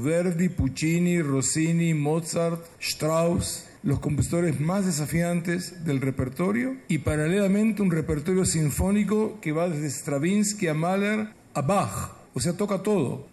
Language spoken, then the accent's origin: Spanish; Israel; algo de nuestra tierra